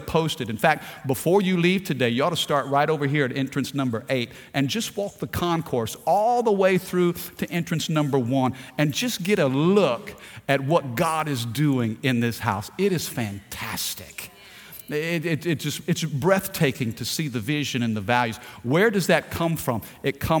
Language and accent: English; Missouri, United States; moved away as an adult; my upbringing in Missouri